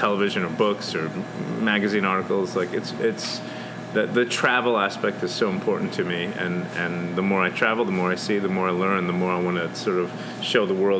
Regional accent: New York, United States; now in Louisville, United States; I came from New York 16 years ago, and I feel like I found my voice in Louisville.

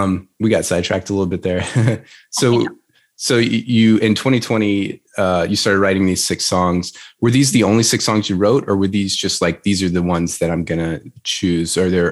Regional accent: Louisiana, United States; now in Nashville, United States; I'm from Louisiana originally.

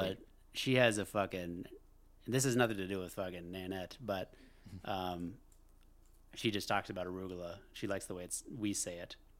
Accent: United States; As an American

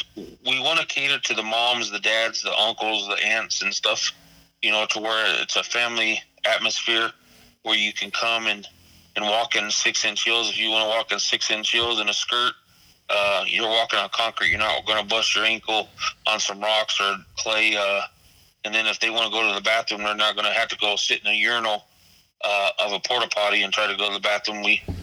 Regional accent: Phoenix, Arizona, United States; I was literally born and raised in Phoenix

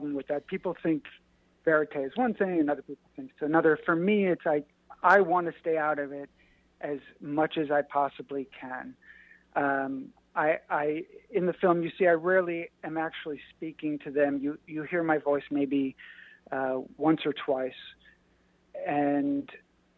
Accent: New York, United States; I'm a guy from New York

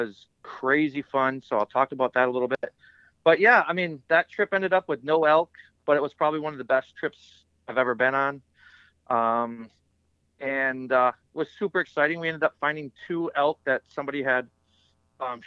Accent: Midwest, United States; I'm from the Midwest, so we don't have a ton of trout fishing streams

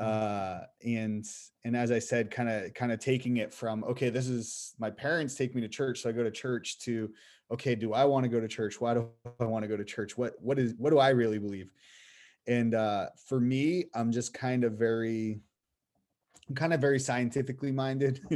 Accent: Boston, Massachusetts, United States; moved away; I'm from Boston area

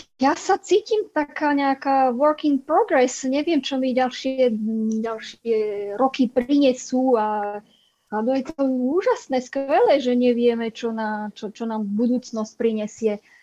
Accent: Michalovce, Košice Region, Slovakia; moved away as an adult; now in France; Ja som z Východu, z Michaloviec.

